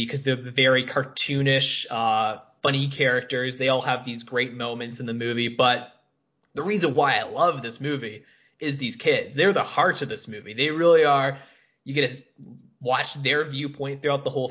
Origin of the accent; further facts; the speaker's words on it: Canada; I'm Canadian. I'm not German.